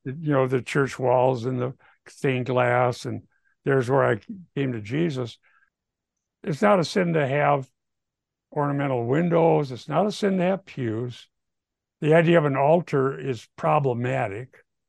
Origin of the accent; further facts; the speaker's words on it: Minnesota, United States; I'm from Minnesota